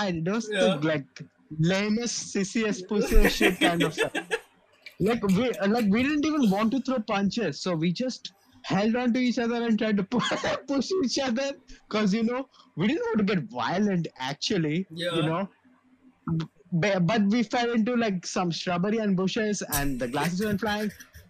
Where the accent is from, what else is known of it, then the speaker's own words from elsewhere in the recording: Thane, Maharashtra, India; I'm from Thane. I'm like, damn, white people.